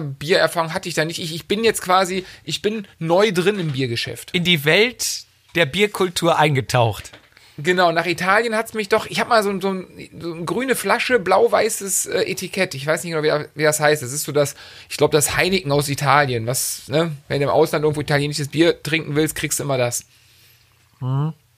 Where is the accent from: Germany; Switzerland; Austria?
Germany; Rhineland; als Rheinländer doch ähm, viele, viele Jahre, also Biertrinker, bei uns trinkt man Kölsch